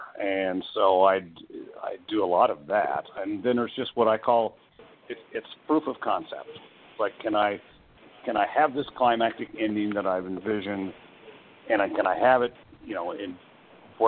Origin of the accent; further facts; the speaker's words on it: Midwest, United States; I grew up in the Midwest, and the tornadoes were just a part of life.